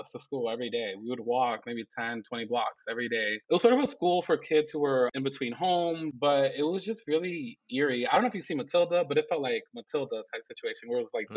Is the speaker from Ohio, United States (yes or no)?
no; New York City, New York, United States; English is a second language; moved away as an adult; also born or lived in Dominican Republic / Bed-Stuy, Brooklyn; now in Los Angeles, United States; I was born in Dominican Republic before I went to the beautiful borough, Brooklyn. When I actually immigrated to New York, I, of course, didn't speak English.